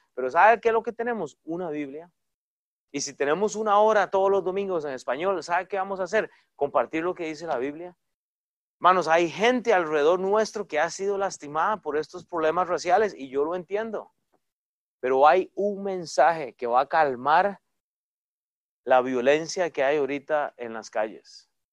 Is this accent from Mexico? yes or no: no; Costa Rica; moved away; yo soy de Costa Rica